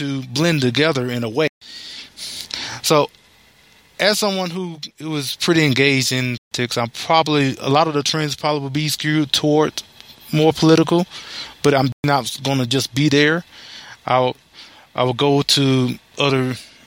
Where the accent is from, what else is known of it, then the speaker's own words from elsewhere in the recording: Alabama, United States; moved away as an adult; now in Texas, United States; born and raised in Alabama. And I moved out to Texas in 2002